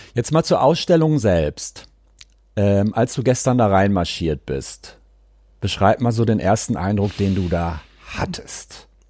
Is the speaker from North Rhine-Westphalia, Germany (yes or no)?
yes; Cologne, North Rhine-Westphalia, Germany; für mich als Kölner